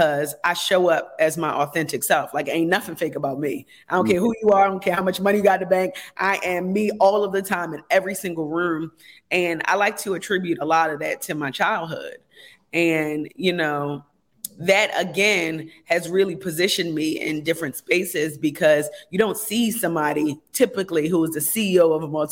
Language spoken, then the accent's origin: English; United States; I grew up in America